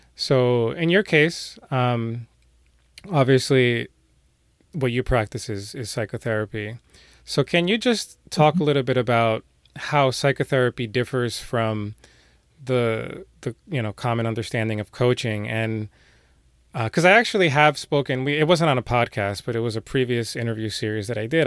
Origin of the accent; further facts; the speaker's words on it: New York City, New York, United States; I'm from New York City